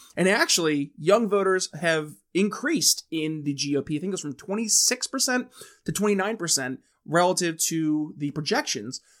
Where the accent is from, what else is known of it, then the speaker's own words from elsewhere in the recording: New York, United States; I'm from New York State, um, where we have fusion voting